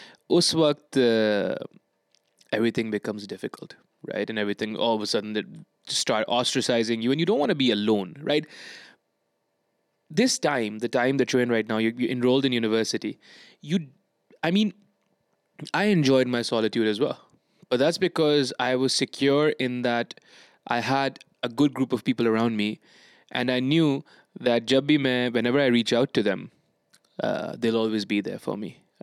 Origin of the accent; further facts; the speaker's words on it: Bangladesh; English is a second language; I'm from Bangladesh, basically.